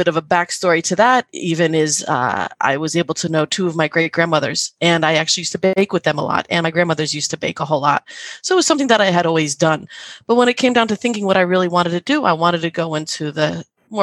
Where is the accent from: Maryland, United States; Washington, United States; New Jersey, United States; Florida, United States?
New Jersey, United States; I'm from New Jersey.